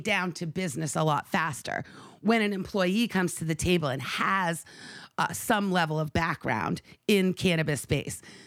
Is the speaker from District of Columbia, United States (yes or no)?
no; Maine, United States; my home state of Maine